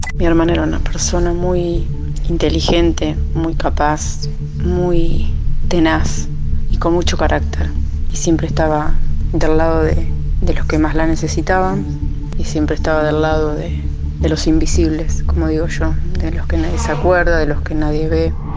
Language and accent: Spanish; La Plata, Buenos Aires Province, Argentina; soy de La Plata